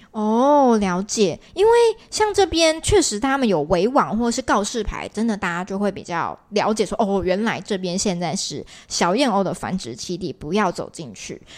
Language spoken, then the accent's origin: Chinese; Taiwan; 我们台湾人应该比较能够类比的